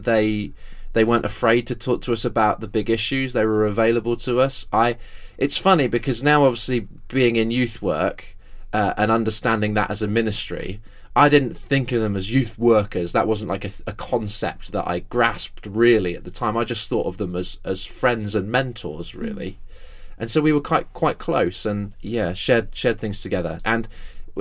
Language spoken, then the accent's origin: English; Exeter, South West England, United Kingdom; the local church I was brought up in my hometown of Exeter